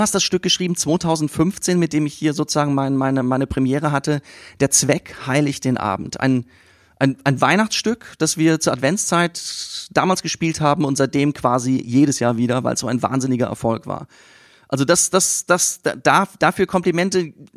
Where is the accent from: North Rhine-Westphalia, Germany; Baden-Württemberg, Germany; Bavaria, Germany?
North Rhine-Westphalia, Germany; Siegen; ich komme aus Siegen